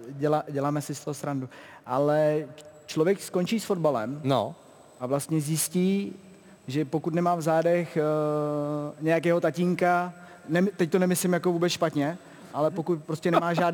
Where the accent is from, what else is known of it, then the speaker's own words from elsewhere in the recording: Pardubice Region, Czechia; on brácha zjistil, když stříhal uh, vlastně kamarády po okolí, že jo, pocházíme z Chrudimska a k němu jezdili fotbalisti